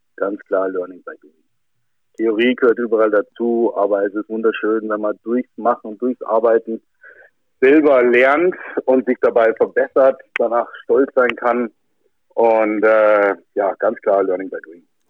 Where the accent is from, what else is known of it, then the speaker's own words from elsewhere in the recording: Germany; bei uns in Deutschland